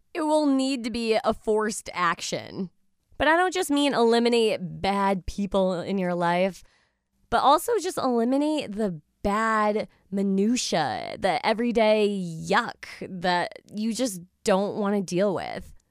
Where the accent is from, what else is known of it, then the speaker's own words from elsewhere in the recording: United States; now in Eastern Connecticut, United States; an average American female